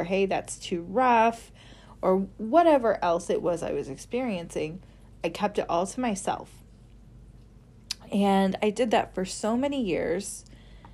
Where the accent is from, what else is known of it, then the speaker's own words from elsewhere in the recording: Midwest, United States; I grew up in the Midwest